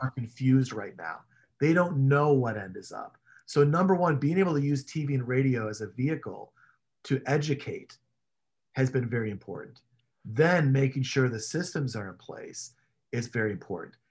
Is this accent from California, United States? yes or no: no; Chicago, Illinois, United States; I grew up in Chicago